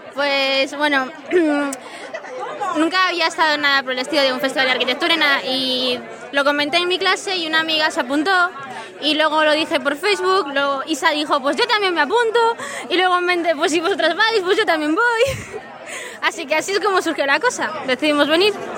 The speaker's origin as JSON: {"language": "Spanish", "town": "Segovia", "region": "Castile and León", "country": "Spain", "moved": "as an adult", "lives_now": "Madrid, Spain", "said": "estudio en Madrid, pero soy de Segovia"}